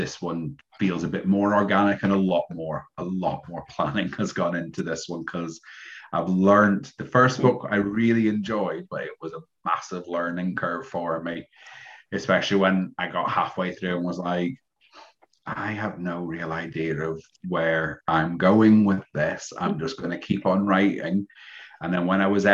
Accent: Scotland, United Kingdom; now in Liverpool, United Kingdom; Being Scottish and moving down here, but I've been here for so long

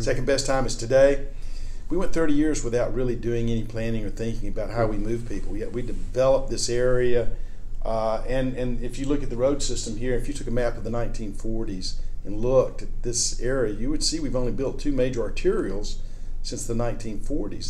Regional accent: Birmingham, Alabama, United States; moved away; I grew up in Birmingham, Alabama in the 1960s and 70s

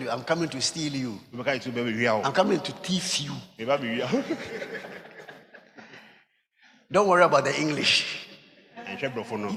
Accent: Koforidua, Eastern Region, Ghana; also born or lived in Kumasi; I was born in Koforidua

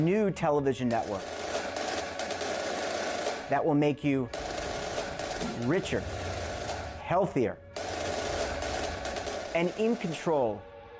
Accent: United States; even though I'm not Australian, I'm American

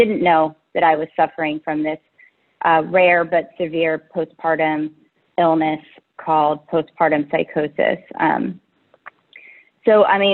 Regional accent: Menlo Park, California, United States; I'm from Menlo Park, California. It's a little bit south of San Francisco in the Bay Area

